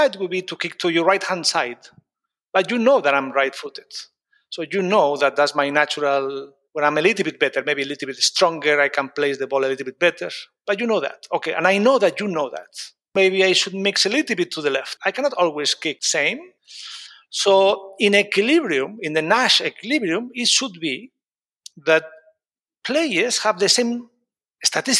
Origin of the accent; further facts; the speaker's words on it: Spain; moved away as an adult; also born or lived in United States; now in London, United Kingdom; I grew up in Spain, but then I moved to the US to do my master and PhD